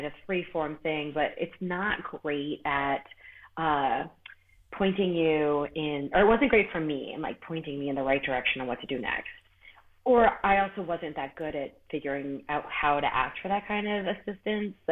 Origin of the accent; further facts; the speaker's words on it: Worcester, Massachusetts, United States; moved away as an adult; also born or lived in Boston / New York City; now in Upstate New York, United States; I'm from Worcester, which is even more towny.